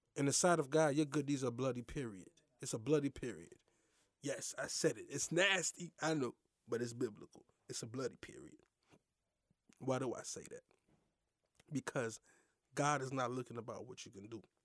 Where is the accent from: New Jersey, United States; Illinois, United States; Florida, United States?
Florida, United States; Lake Worth; we grew up in the same neck of the woods, Lake Worth, you dig what I'm saying? I'm from Lake Worth